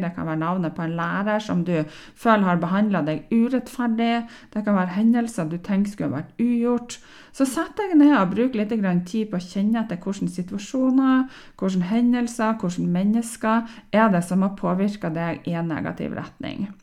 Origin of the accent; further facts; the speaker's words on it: Northern Norway, Norway; Jeg er nordlending